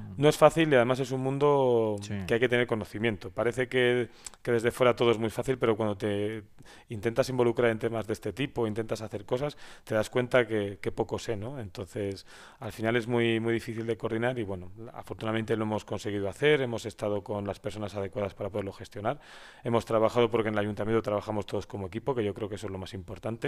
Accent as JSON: {"language": "Spanish", "town": "Valladolid", "region": "Castile and León", "country": "Spain", "also_born_or_lived": "Madrid", "moved": "yes", "lives_now": "San Esteban de Gormaz, Spain", "said": "yo no soy de San Esteban, mi mujer es de San Esteban, yo soy de Valladolid"}